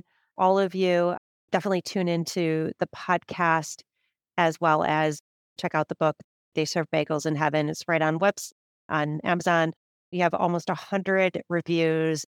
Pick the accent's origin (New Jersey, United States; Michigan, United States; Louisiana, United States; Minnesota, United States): Michigan, United States; now in New York, United States; I grew up in Michigan